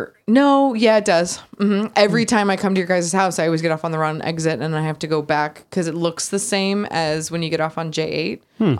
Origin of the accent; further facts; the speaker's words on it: Palmdale, California, United States; also born or lived in Lancaster; I grew up in Palmdale, the more southern city.